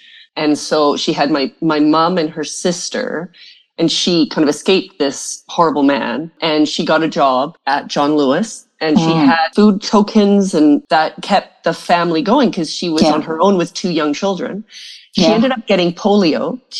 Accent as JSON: {"language": "English", "country": "Canada", "tie": "born or raised there", "said": "I grew up in Canada"}